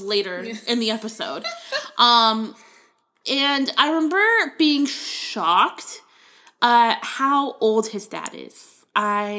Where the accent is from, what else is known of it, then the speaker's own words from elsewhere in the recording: Florida, United States; I grew up in Florida